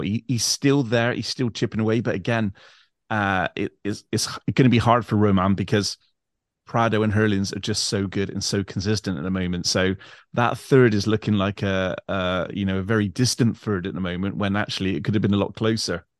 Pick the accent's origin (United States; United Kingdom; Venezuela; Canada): United Kingdom; England; I'm English